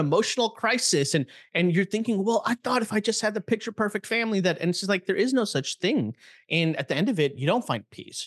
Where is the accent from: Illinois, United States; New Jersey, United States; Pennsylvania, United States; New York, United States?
Illinois, United States; Chicago; I grew up in Chicago